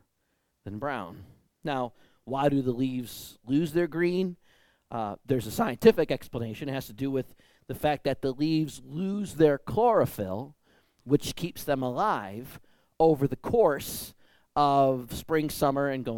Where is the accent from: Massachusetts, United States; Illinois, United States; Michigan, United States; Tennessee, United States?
Michigan, United States; growing up in Michigan is all the really big leafy trees